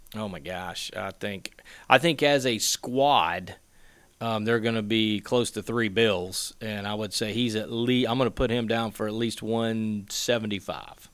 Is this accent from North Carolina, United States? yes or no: yes; Western North Carolina, United States; I grew up in Western North Carolina, junior high, high school